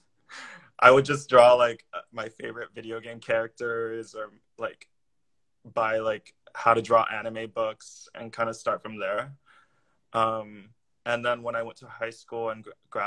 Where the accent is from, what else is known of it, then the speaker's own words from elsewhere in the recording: Orange County, California, United States; moved away as an adult; now in New York, United States; I'm actually from Orange County, California, which is south